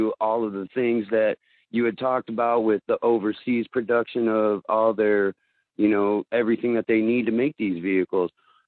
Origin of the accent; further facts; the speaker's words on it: Corpus Christi, Texas, United States; now in Minnesota, United States; I'm up here from Corpus Christi, Texas in Minnesota